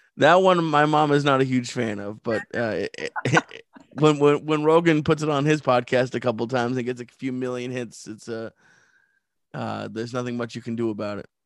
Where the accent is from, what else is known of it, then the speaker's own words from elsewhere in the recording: Sudbury, Massachusetts, United States; moved away as an adult; also born or lived in Los Angeles; I grew up outside of Boston in a very small town called Sudbury